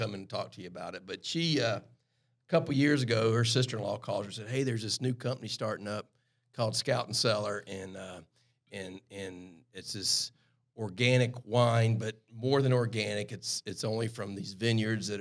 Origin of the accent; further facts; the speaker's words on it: Harleyville, South Carolina, United States; accent: super Southern; low country; moved away; I grew up near Charleston, South Carolina